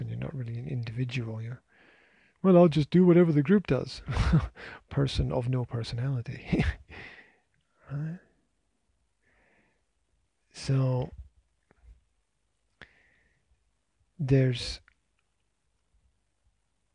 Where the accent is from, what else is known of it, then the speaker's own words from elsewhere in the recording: Scotland, United Kingdom; I'm Scottish